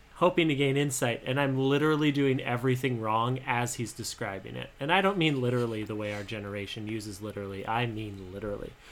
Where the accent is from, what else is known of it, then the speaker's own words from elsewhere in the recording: Montana, United States; I'm from Montana